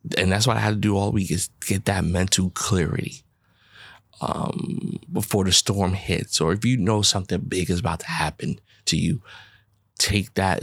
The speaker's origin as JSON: {"language": "English", "region": "New York", "country": "United States", "said": "I'm a New Yorker"}